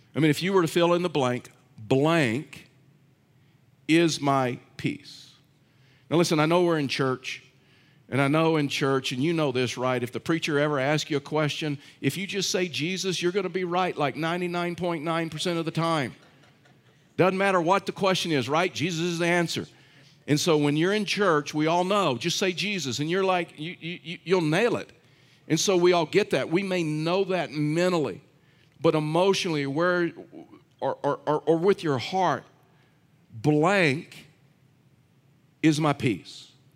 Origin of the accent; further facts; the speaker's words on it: Texas, United States; I'm from Texas